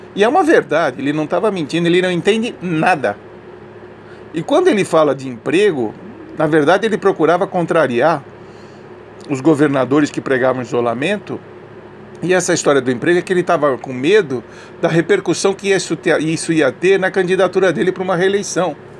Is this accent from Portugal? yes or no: no; Brazil; Eu já sou brasileiro há muitos anos, né? nasci aqui